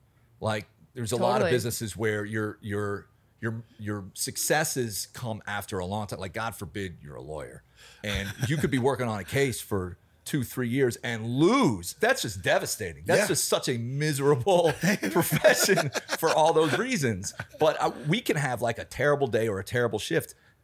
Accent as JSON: {"language": "English", "town": "Alexandria", "region": "Virginia", "country": "United States", "tie": "born or raised there", "said": "So I grew up in Alexandria, Virginia, which is right outside DC. I was just sort of a DC kid."}